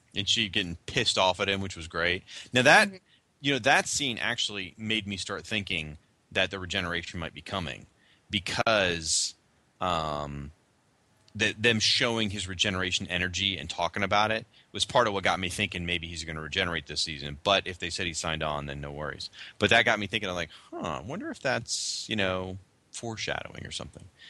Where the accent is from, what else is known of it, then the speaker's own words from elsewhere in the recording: United States; as an American and as a fan.